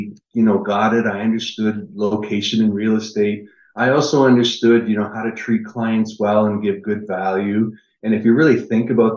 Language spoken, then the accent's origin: English; Niagara Falls, Ontario, Canada; moved away as an adult; now in Orlando, United States; I'm originally from Niagara Falls, Canada